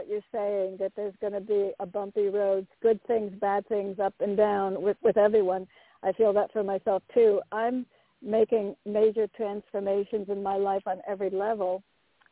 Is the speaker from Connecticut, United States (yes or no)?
yes; New Haven, Connecticut, United States; 11:51 a.m. in New Haven, Connecticut